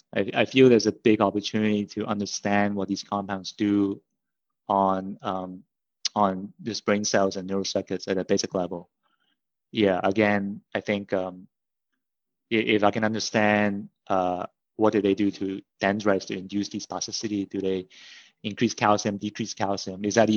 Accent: Hong Kong; moved away; also born or lived in Canada; I grew up in Hong Kong and then my family immigrated to Canada. So I did my undergraduate studies in Canada in Simon Fraser University.

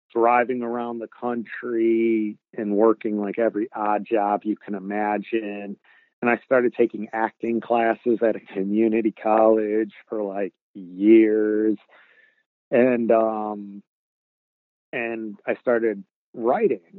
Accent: Warren, Michigan, United States; moved away as an adult; now in Los Angeles, United States; I grew up in Warren, Michigan, which is right next to Detroit

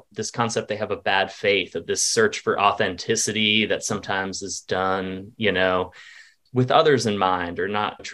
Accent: Vermont, United States; moved away as an adult; also born or lived in Wilmington, North Carolina; I'm originally from Vermont, which is very much sort of a tourist-based economy.

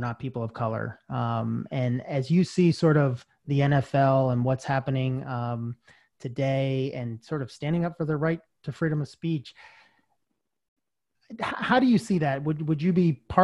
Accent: Georgia, United States; moved away as an adult; also born or lived in Charlotte; I grew up in Georgia

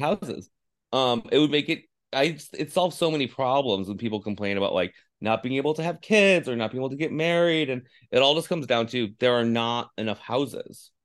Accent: Finger Lakes, upstate New York, United States; moved away as an adult; also born or lived in Alaska; now in California, United States; I grew up in the Finger Lakes

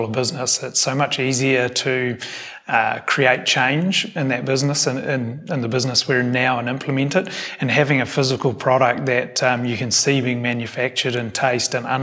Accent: Tauranga, Bay of Plenty, New Zealand; moved away as an adult; now in Southland, New Zealand; I grew up in Tauranga, and we wanted to come back to New Zealand and live somewhere near family, and Southland ended up winning.

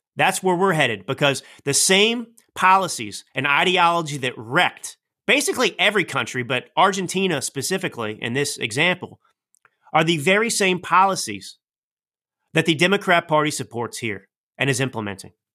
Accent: United States; as a proud American

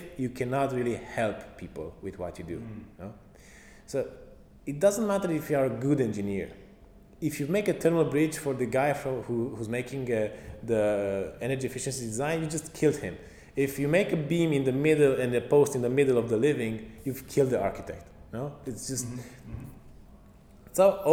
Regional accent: Romania; I'm from Romania.

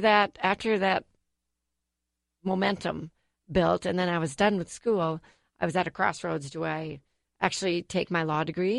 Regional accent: United States; I grew up in Whitbread Lake

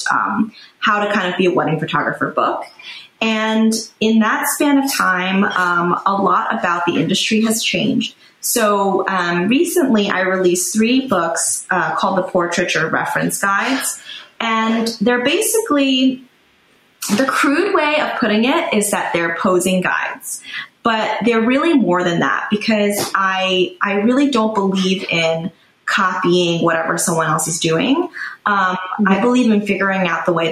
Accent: New York, United States; I grew up in New York

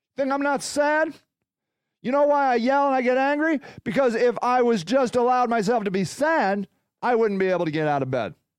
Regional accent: United States; a proud American, which I am

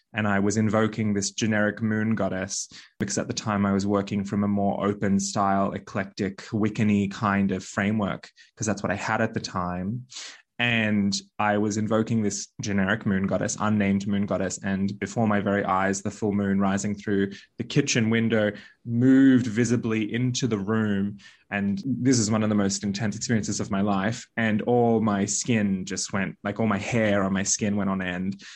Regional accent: Bali, Indonesia; now in Australia; I was born in Bali

